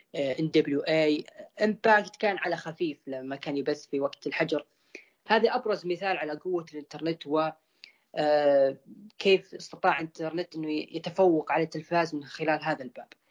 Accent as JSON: {"language": "Arabic", "country": "Saudi Arabia", "said": "عندنا في السعوديه"}